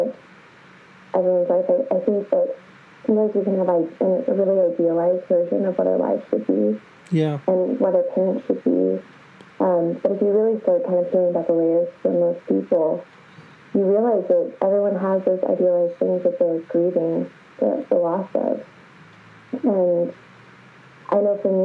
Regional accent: Kansas City, United States; moved away as an adult; now in London, United Kingdom; So I grew up in Kansas City. That's where I'm originally from

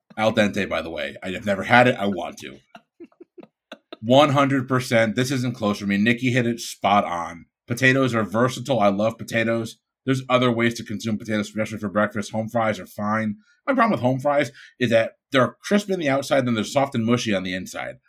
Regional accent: Bridgeport, Connecticut, United States; now in Florida, United States; I'm from Bridgeport, Connecticut.

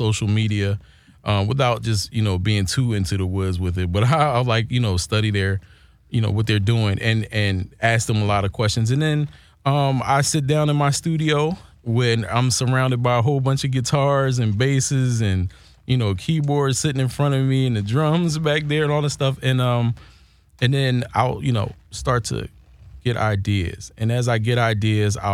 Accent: Philadelphia, Pennsylvania, United States; moved away as an adult; now in Los Angeles, United States; Philly born and raised

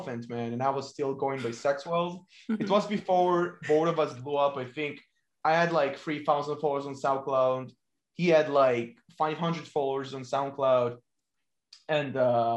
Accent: Ashdod, Southern District, Israel; From Israel, from my very hometown, Ashdod

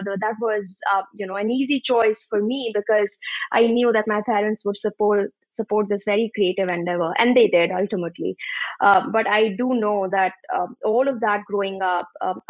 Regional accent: India; I was growing up in India, being the youngest of three girls.

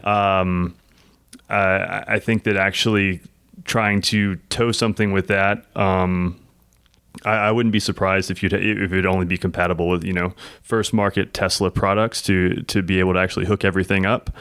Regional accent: South Louisiana, United States; I grew up in South Louisiana

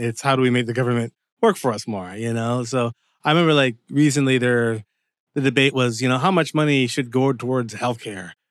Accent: Windsor, Ontario, Canada; moved away as an adult; also born or lived in Dearborn, Michigan / Seattle, Washington; now in Los Angeles, United States; So I was born in Canada, but my parents are Jamaican. And pretty much Windsor was my home up until around, like, the age of twenty-five.

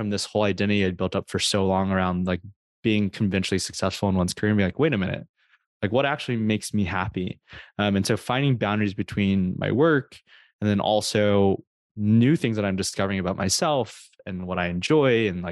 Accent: United States; there's a lot of cultural expectations on being Asian American

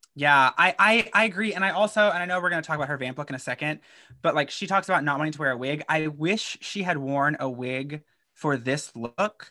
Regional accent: Kentucky, United States; I'm from Kentucky

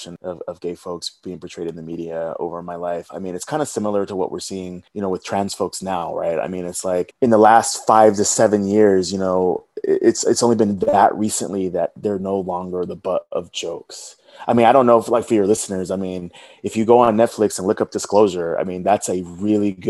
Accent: the South, United States; growing up in the South as a gay man, growing up in a Black family in the South

